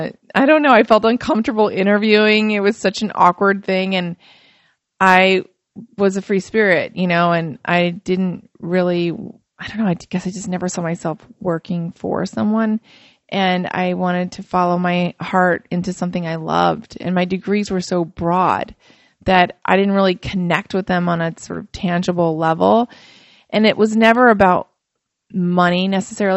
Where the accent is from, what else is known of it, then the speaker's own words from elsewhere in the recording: Fort Wayne, Indiana, United States; I grew up in Fort Wayne, Indiana, and I'm Macedonian